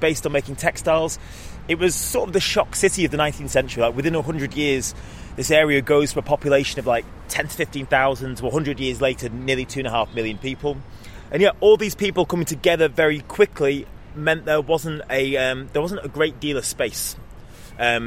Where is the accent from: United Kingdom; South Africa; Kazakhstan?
United Kingdom; Salford, North West England; I grew up in Salford